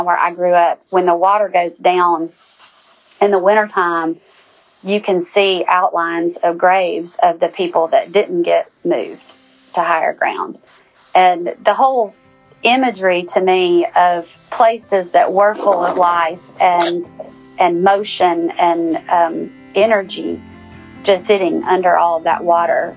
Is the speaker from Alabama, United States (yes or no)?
yes; Lake Weiss, Northeast Alabama, United States; I grew up on Lake Weiss